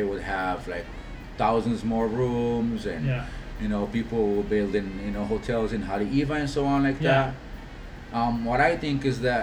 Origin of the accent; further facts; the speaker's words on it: Casablanca, Casablanca-Settat, Morocco; also born or lived in Waikiki, Hawaii; now in North Shore, United States; I'm from Casablanca, Morocco